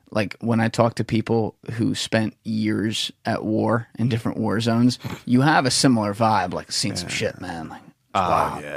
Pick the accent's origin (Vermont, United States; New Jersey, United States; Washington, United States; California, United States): New Jersey, United States; I'm from Jersey